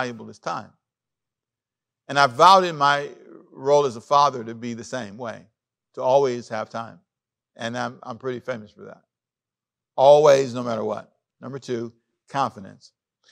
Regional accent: Los Angeles, California, United States; also born or lived in Savannah, Georgia; I grew up in Los Angeles

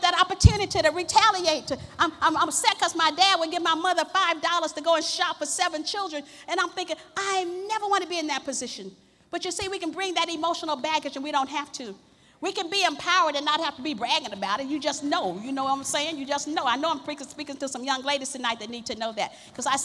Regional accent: the South, United States; grew up in the South

